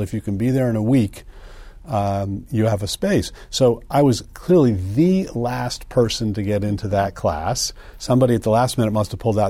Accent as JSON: {"language": "English", "country": "United States", "tie": "born or raised there", "also_born_or_lived": "Princeton, New Jersey / New Haven, Connecticut / Evanston, Illinois / East Coast", "moved": "as an adult", "said": "I was born in Princeton, uh, raised outside of New Haven, Connecticut, and then in Evanston, Illinois, uh, but I've been on the East Coast ever since college."}